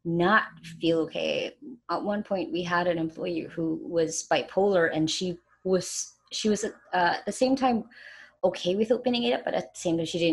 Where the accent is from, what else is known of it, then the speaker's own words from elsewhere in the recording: Philippines; Like in my hometown, even some parts of a lot of the major cities here in the Philippines